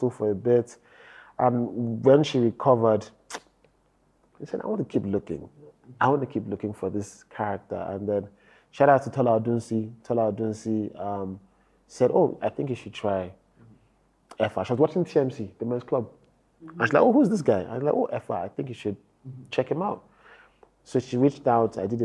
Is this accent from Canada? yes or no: no; Nigeria; as a Nigerian